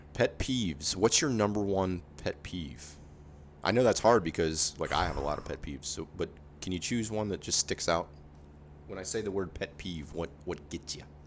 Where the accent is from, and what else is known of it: Space Coast, Florida, United States; born or raised there